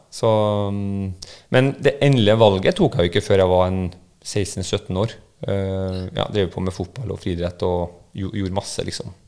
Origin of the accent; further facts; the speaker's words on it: Trondheim, Trøndelag, Norway; accent: trønder; also born or lived in Lillehammer; jeg er trønder, du hører jo på dialekta. Uh. Um, men jeg ble født på Lillehammer uh, i 1983 og bodde der i to år før uh, vi dro den over Dovre og, og, kom til Trondheim igjen